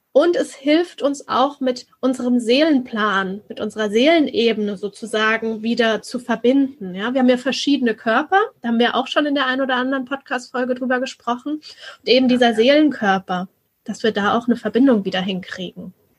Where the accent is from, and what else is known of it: Germany